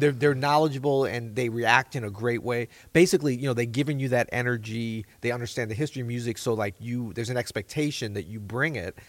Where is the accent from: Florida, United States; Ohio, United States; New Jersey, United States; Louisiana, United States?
Louisiana, United States; New Orleans; moved away; I still kinda feel like it's my hometown